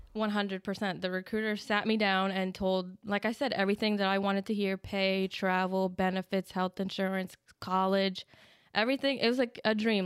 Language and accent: English; New Jersey, United States; I was born in New Jersey, and when I turned 18, I enlisted